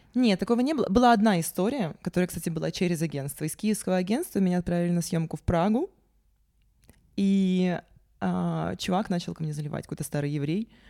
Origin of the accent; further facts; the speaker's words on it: Sevastopol, Ukraine; also born or lived in Yakutia; Я родилась, э, в Якутии, но детство провела в Севастополе.